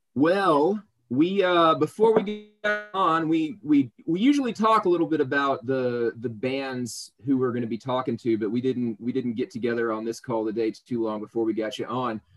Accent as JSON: {"language": "English", "town": "El Dorado", "region": "Arkansas", "country": "United States", "tie": "born or raised there", "moved": "as an adult", "lives_now": "South Carolina, United States", "said": "I'm from El Dorado, Arkansas"}